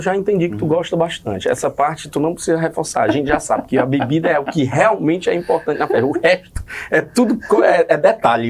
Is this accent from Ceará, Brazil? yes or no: yes; Fortaleza, Ceará, Brazil; Eu sou do Conjunto Ceará